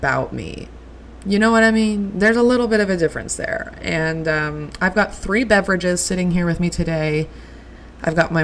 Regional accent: Reno, Nevada, United States; I am from Reno, Nevada. I am from the northwestern part of Reno, Nevada. I am, yeah, just a Reno girl through and through

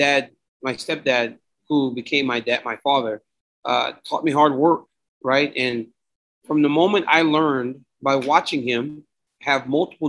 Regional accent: Lafayette, Louisiana, United States; moved away; growing up in Louisiana was hard, right? We didn't have much

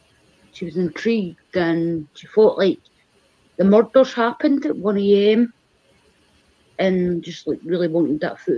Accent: Scotland, United Kingdom; I'm Scottish, it just happens.

